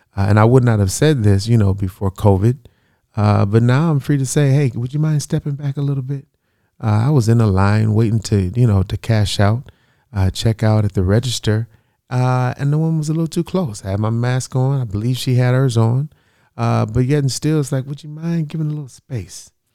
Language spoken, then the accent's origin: English; United States; I'm black American